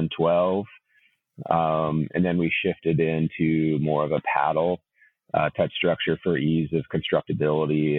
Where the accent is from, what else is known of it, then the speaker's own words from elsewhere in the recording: Ventura, California, United States; I grew up in Ventura, California.